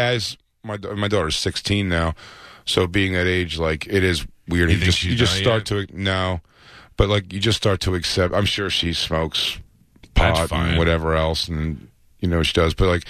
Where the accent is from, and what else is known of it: Philadelphia, Pennsylvania, United States; born or raised there